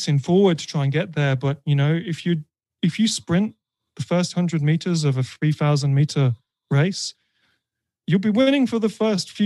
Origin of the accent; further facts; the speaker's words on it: United Kingdom; I'm British